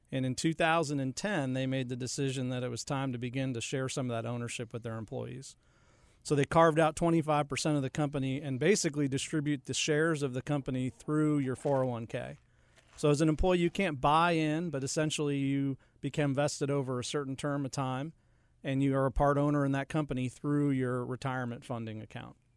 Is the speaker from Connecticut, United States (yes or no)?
yes; Connecticut, United States; moved away as an adult; also born or lived in upstate New York; now in Charlotte, United States; I did grow up in Connecticut